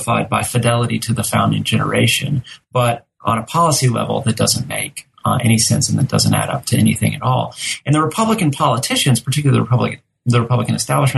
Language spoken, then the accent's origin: English; Texas, United States; now in Georgia, United States; You know, I'm from Texas, which is the second largest, most populous state in the nation.